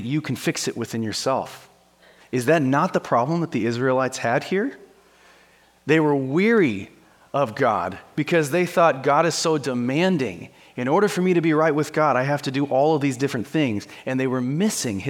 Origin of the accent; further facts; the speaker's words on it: Wyoming, United States; I'm from Wyoming